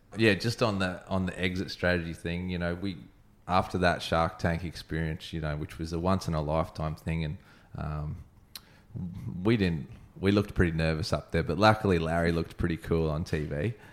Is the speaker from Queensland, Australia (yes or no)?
yes; Brisbane, Queensland, Australia; now in Sunshine Coast, Australia; I grew up in Brisbane, when I came to the Sunshine Coast